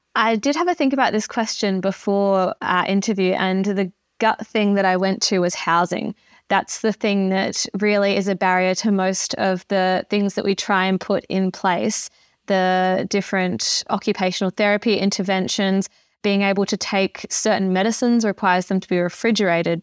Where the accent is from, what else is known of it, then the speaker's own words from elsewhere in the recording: Arno Bay, South Australia, Australia; moved away as an adult; also born or lived in Adelaide / Sydney; now in Alice Springs, Australia; I grew up in Arno Bay on the Eyre Peninsula in South Australia